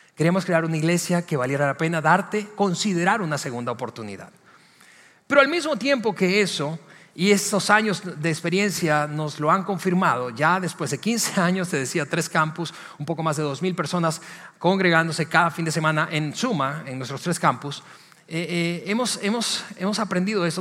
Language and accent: Spanish; Venezuela; moved away as an adult; en mi país de origen, donde crecí, en Venezuela